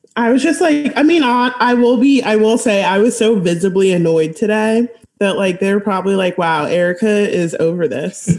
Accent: California, United States; my home state

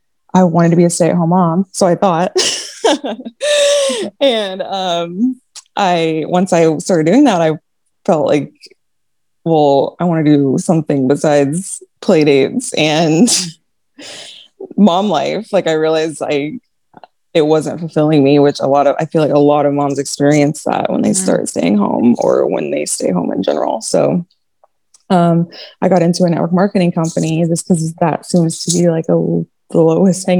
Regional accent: Kansas, United States; moved away as an adult; now in El Paso, United States; We live in El Paso, Texas. I'm from Kansas, and we move every 3 years

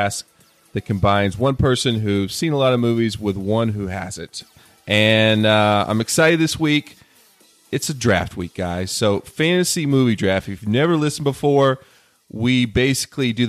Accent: the South, United States; I'm from the South.

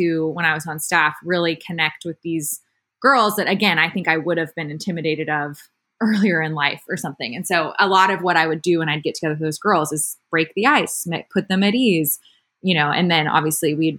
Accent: Austin, Texas, United States; I grew up in Austin

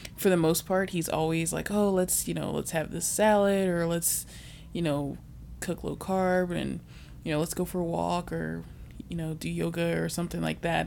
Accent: Virginia, United States; also born or lived in Chicago; now in Bay Area, United States; I'm also originally from Virginia, but right now I live in the Bay Area for work.

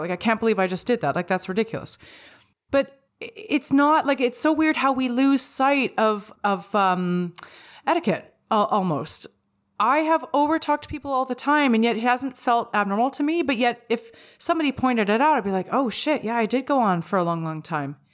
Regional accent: Vancouver, British Columbia, Canada; I'm from Vancouver, where, like, it rains for three days straight.

